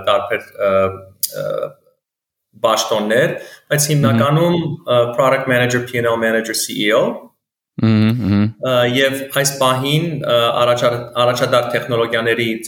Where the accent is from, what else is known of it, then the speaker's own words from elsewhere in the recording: United States; moved away as an adult; also born or lived in Beirut, Lebanon; now in Armenia; Ծնվել եմ Լիբանանում, Բեյրութում, մեծացել եմ Ամերիկա Ամերիկայի Միացյալ Նահանգներում։